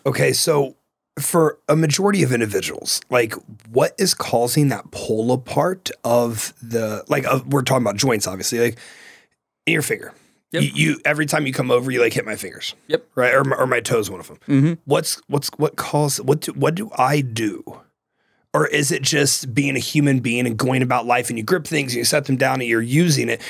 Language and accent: English; Ohio, United States; moved away; where I'm from, you have like you know shitty salmon and like shitty cod. Like it's fucking Ohio